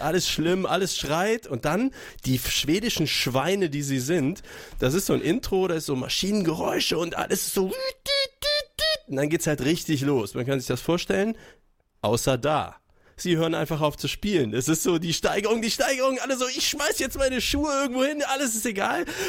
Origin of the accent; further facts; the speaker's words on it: Würzburg, Bavaria, Germany; Würzburg ist ja meine Geburtsstadt